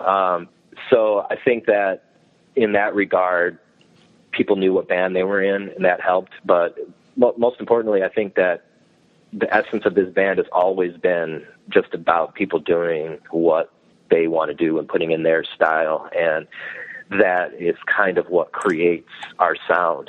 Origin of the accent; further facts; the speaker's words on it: Strongsville, Ohio, United States; also born or lived in Brunswick, Ohio; I grew up in Strongsville, went went to high school there, and then uh, I live now in a town called Brunswick, which is like ten minutes south